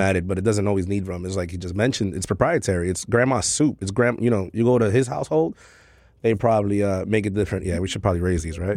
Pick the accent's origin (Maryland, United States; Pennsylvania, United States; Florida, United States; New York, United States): New York, United States; New York City; born and raised in Queens, Corona uh, specifically